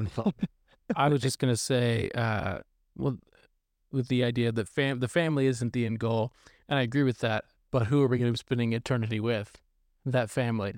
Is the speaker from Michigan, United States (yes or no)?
no; Arkansas, United States; moved away as an adult; now in California, United States; originally from Arkansas